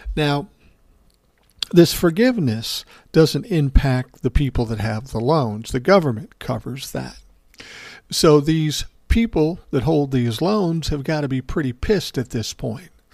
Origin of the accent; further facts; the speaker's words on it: Minneapolis, Minnesota, United States; I came from South Minneapolis. There were white people, black people, indigenous people.